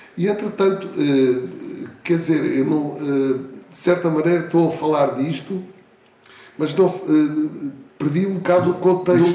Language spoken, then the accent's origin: Portuguese; Portugal; Eu não nasci na Índia, não é? Posso ter um, certo espírito que me identifique, mas nasci aqui, em Portugal